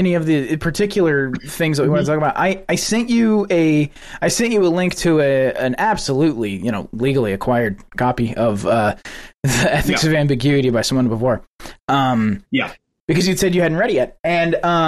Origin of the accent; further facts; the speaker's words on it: West Texas, United States; now in Houston, United States; coming from West Texas too, we don't get snow